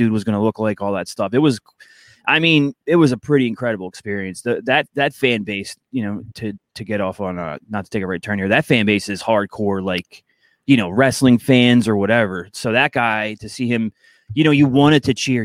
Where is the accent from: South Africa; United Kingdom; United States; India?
United States; Philadelphia, Pennsylvania; I'm from Philly.